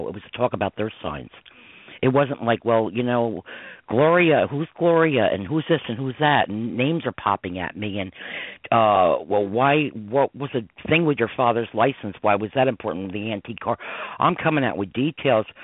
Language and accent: English; Westchester County, New York, United States; growing up in Westchester County, New York